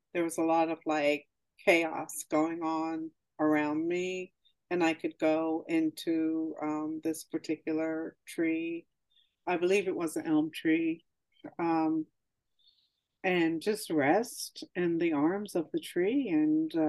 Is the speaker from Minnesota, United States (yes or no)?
no; New Jersey, United States; moved away; also born or lived in Montclair, New Jersey / East Orange, New Jersey; once we moved to South Jersey and into the area that I lived, there were no sidewalks or curbs